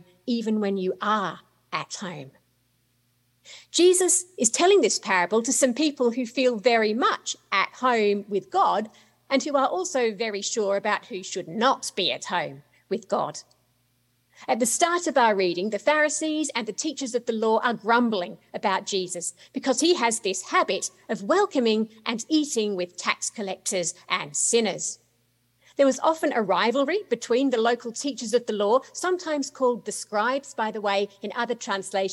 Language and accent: English; Australia; moved away as an adult; also born or lived in United Kingdom; now in United States; Is it Australia, where I was born and brought up? Is it the UK, where I lived for about 10 years? Is it here in the US, where I've lived now for 15 years, although it might not sound like it?